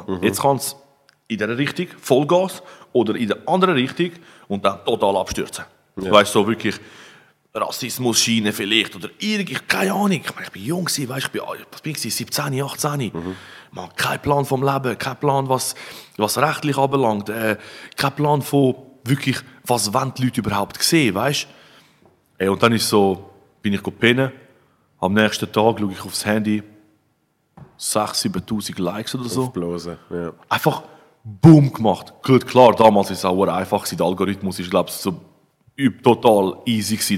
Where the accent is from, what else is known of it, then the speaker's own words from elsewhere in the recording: Switzerland; bei uns in der Schweiz